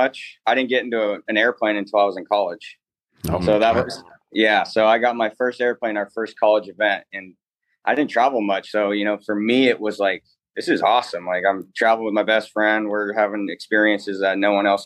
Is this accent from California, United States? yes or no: yes; Paso Robles, California, United States; also born or lived in Atascadero, California; I grew up in Central Coast, California, a little town called Paso Robles, a little mini wine country.